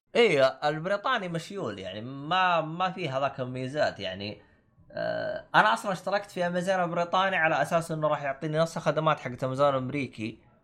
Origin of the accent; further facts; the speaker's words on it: Saudi Arabia; moved away as an adult; now in United Kingdom; انا اصلا حسابي سعودي